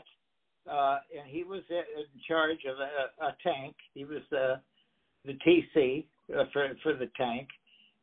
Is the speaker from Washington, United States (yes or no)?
no; Bradley / Glenview, Illinois, United States; moved away as an adult; we moved up from Bradley to Glenview, Illinois.